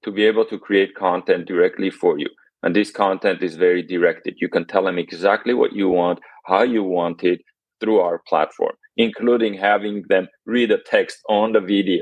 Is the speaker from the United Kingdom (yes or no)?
no; Armenia; now in United States; I'm Armenian, displaced here in the United States. So I actually was born in Armenia, and here I am in the United States, been here for about 30 years